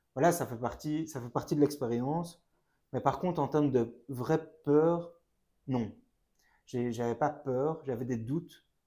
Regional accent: Brussels, Brussels-Capital Region, Belgium; j'ai 28 ans, je viens de Bruxelles

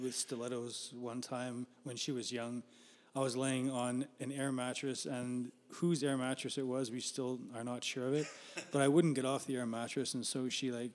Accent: Winnipeg, Manitoba, Canada; born and raised in Winnipeg and lived here for, I've always been here, but I've lived in different places too.

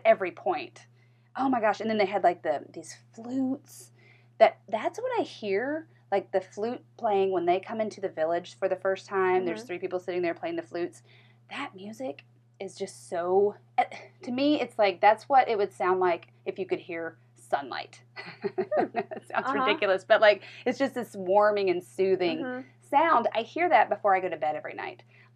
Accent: the South, United States; I'm from the South

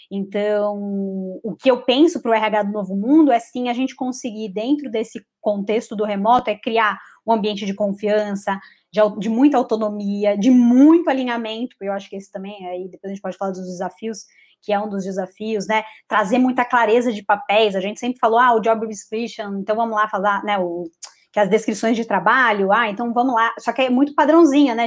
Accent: São Paulo, Brazil; also born or lived in Florianópolis; eu sou de São Paulo

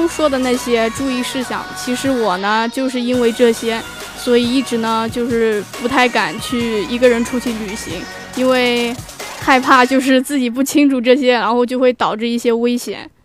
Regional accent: Anhui, China; moved away as an adult; now in Zhanjiang, China; 我是从安徽过来的

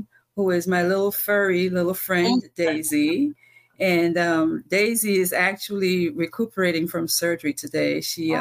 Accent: Antigua & Barbuda; moved away; I'm from Antigua. And when I was growing up, I used to introduce myself as the girl from Antigua

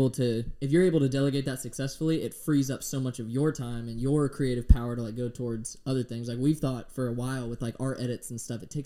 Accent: Southwest Florida, United States; also born or lived in Pennsylvania; I'm from around here. I just lived up there for a few years

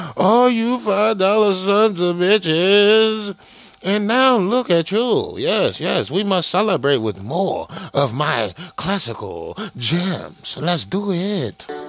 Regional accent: China; moved away

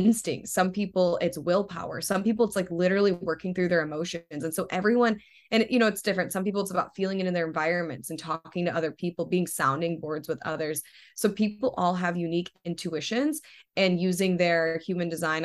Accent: Ohio, United States; moved away as an adult; now in California, United States; growing up in Ohio and being in California

